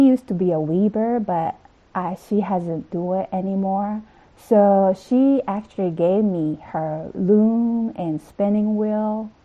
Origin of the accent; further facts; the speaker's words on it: Okinawa, Japan; moved away as an adult; now in United States; I am from Okinawa, the southern island of Japan